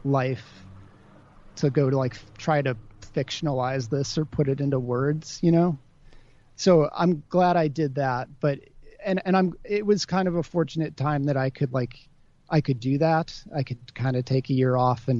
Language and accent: English; Wilmette, Illinois, United States; also born or lived in Chicago, Illinois; now in Brooklyn, United States; I'm from Chicago